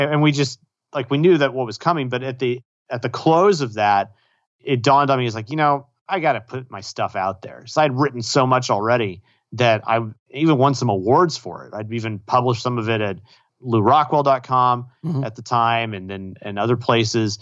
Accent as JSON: {"language": "English", "town": "Austin", "region": "Texas", "country": "United States", "tie": "born or raised there", "said": "I grew up in Austin, moved away, and then moved back to Austin to go to grad school"}